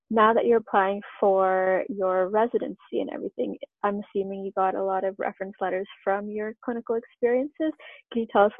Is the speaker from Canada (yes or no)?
yes; Canada; I'm Canadian